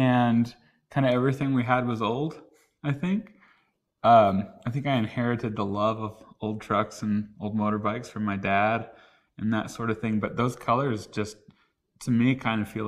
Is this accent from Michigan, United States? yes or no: no; Oklahoma, United States; I grew up in Oklahoma